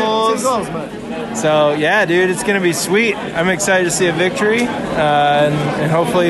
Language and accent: English; Preston, North West England, United Kingdom; Born and bred in Preston